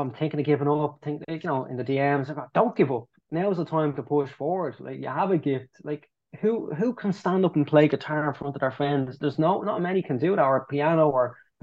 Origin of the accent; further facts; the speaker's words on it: Ireland; we love being Irish, we love the fact we're Irish